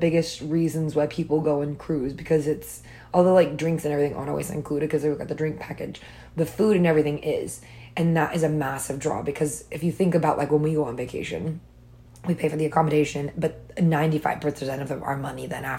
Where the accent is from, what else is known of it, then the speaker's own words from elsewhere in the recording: United States; as an American, you know, I love salt.